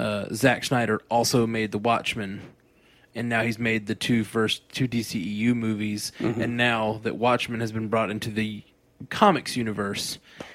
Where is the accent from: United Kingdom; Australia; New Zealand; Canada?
Australia; I'm an Aussie, so I've already seen it.